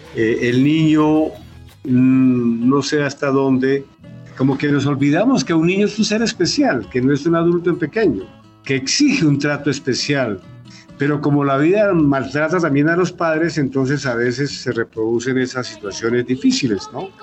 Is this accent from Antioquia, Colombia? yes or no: no; Patía Valley, Cauca, Colombia; moved away; mi gente allá en, mi pueblo, en el Valle del Patía